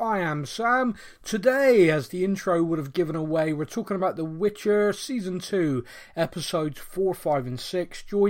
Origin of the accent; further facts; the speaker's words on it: Bristol, South West England, United Kingdom; accent: Bristolian; I'm not Bristolian enough for them, or I don't know, or I sound more Bristolian when I'm on the podcast.